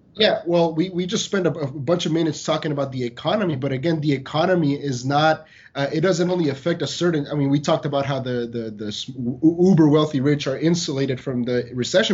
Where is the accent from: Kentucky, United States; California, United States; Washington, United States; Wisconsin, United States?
California, United States; San Diego; moved away; I grew up in San Diego